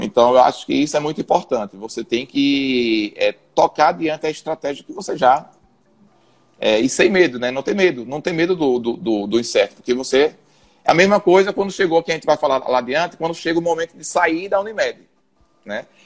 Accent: Aracaju, Sergipe, Brazil; also born or lived in São Paulo; eu sou daqui de Aracaju, né? Fiz faculdade aqui em Aracaju mesmo

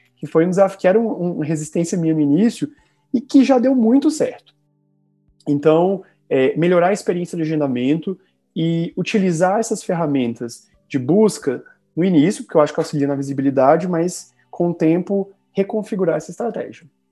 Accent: Minas Gerais, Brazil; sou mineiro

